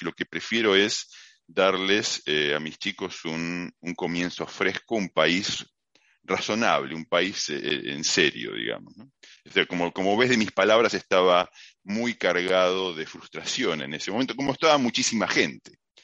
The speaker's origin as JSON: {"language": "Spanish", "town": "Mar del Plata", "region": "Buenos Aires Province", "country": "Argentina", "tie": "born or raised there", "also_born_or_lived": "Tandil", "moved": "as an adult", "lives_now": "Melbourne, Australia", "said": "en Mar del Plata terminé primero la secundaria industrial con título de técnico electrónico"}